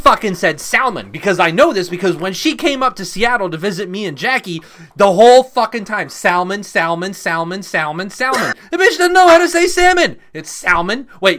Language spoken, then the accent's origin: English; England, United Kingdom; born there; Well, where am I from? So, very long story short, I was born in England. I was born in the UK. My mom was British. My dad was Canadian.